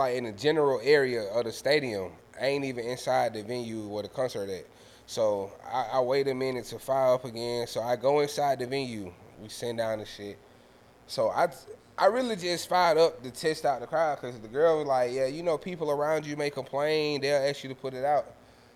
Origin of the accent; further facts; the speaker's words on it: Atlanta, Georgia, United States; me being from the city for real